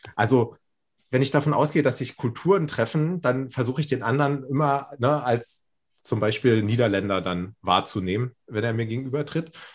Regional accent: Berlin, Germany; moved away as an adult; now in Würzburg, Germany; ich fühle mich als Berliner

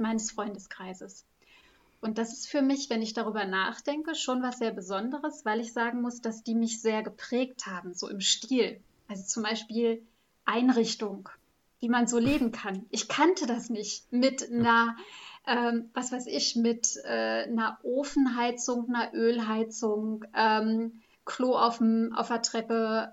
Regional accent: West Germany, Germany; moved away as an adult; als Westdeutsche

